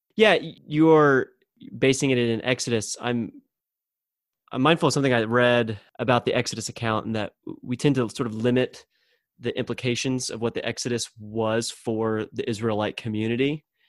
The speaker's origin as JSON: {"language": "English", "region": "Texas", "country": "United States", "tie": "born or raised there", "said": "growing up in the Bible Belt of Texas"}